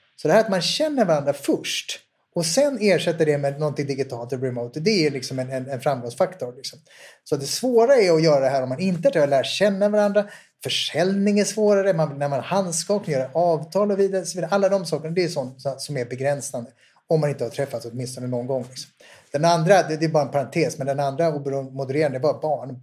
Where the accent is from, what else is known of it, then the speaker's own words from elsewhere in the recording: Sweden; Jag kommer från Sverige.